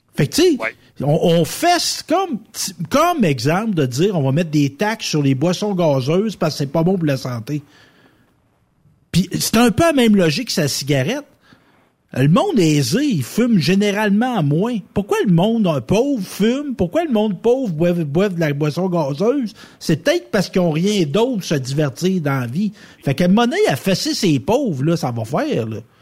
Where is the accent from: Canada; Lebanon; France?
Canada; Quebec; chez nous, au Québec